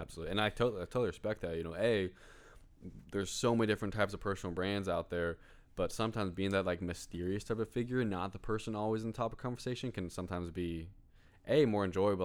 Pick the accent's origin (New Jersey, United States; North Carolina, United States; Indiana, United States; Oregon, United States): Indiana, United States; Greenwood; I was born in Greenwood, Indi-, Indiana